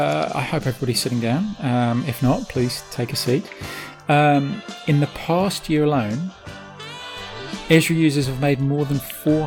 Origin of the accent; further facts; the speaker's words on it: United Kingdom; now in New Zealand; originally from the UK, people can tell by my accent perhaps.